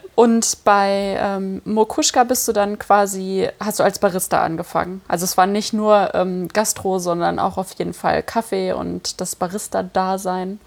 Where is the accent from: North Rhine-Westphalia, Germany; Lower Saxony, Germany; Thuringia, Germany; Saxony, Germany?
North Rhine-Westphalia, Germany; Cologne; ich komme ja aus Köln